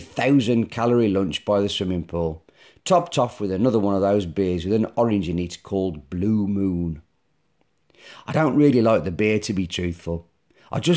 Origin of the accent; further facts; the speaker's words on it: Black Country, West Midlands, United Kingdom; I'm from the Black Country